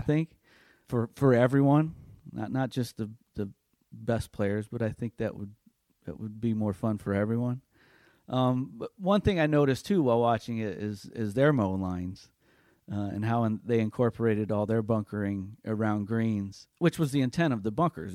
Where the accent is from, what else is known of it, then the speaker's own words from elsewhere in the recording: North Judson, Indiana, United States; my hometown in North Judson